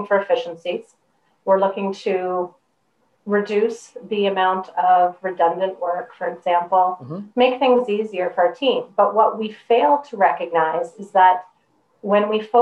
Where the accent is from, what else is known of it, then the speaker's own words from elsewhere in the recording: Canada; I'm also a Canadian.